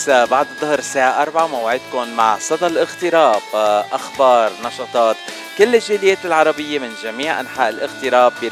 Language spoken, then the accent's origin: Arabic; Lebanon; عندنا عرب من كل البلدان من سوريا من مصر وانا معكم من لبنان